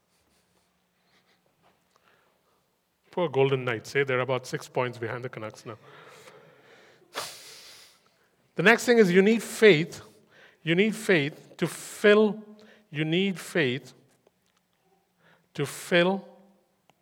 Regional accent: India; English is a second language; moved away

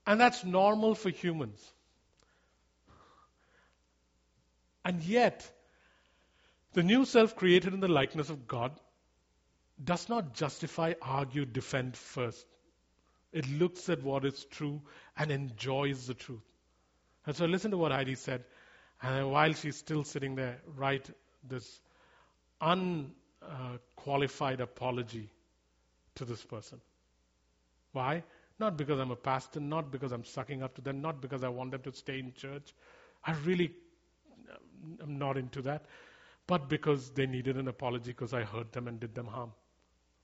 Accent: India; moved away; I grew up in India

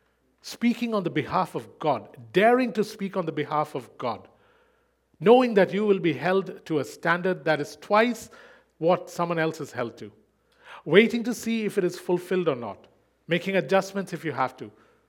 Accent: Switzerland; he has no idea that I was born in Switzerland and that I grew up there.

